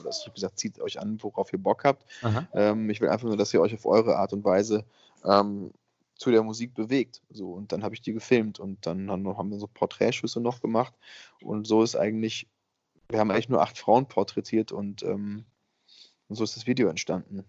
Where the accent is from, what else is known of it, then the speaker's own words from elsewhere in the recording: Bavaria, Germany; ich komme ja aus Bayern